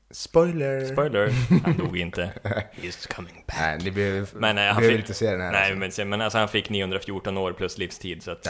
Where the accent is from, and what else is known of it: Norrland, Sweden